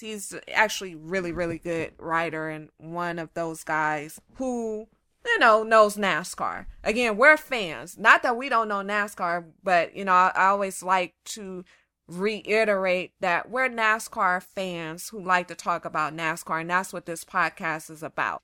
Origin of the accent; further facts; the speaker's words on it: California, United States; I'm born and raised in California, but my family is from Louisiana